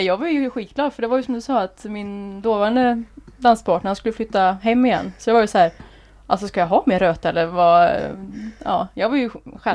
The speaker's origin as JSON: {"language": "Swedish", "town": "Skövde", "region": "Västra Götaland", "country": "Sweden", "tie": "born or raised there", "also_born_or_lived": "Trollhättan", "moved": "as an adult", "lives_now": "Gothenburg, Sweden", "said": "då bodde jag i Skövde, eller Häggum då som det heter. Ja, okay. Så där är jag uppväxt då."}